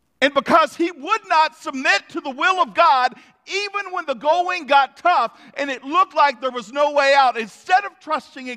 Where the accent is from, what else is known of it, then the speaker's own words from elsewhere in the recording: United States; We, as an American people